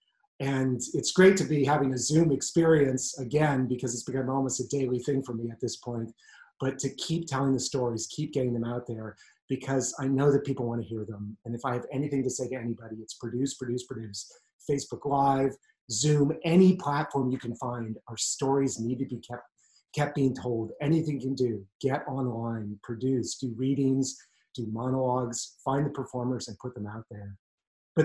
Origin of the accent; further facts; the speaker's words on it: San Francisco, California, United States; I'm from San Francisco, California